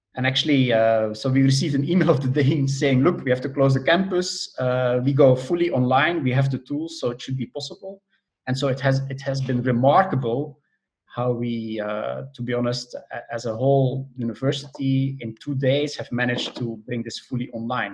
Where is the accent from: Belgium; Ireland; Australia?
Belgium; moved away as an adult; also born or lived in Netherlands; now in Germany; Originally, I'm from Belgium.